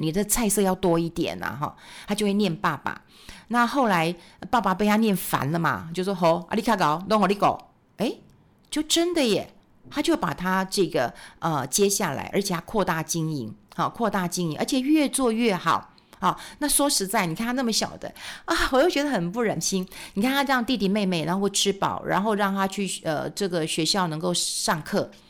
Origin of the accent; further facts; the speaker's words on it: Taiwan; 我们台湾人